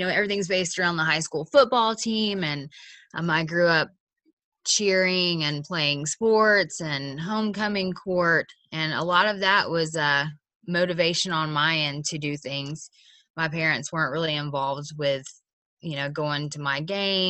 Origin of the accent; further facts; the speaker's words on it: Atlanta, Georgia, United States; I'm from Atlanta